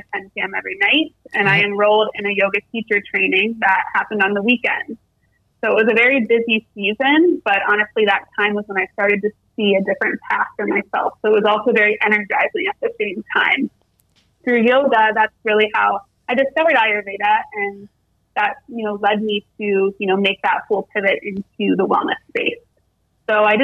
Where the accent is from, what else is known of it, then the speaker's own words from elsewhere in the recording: Ohio, United States; moved away as an adult; also born or lived in New York City; I grew up in Ohio.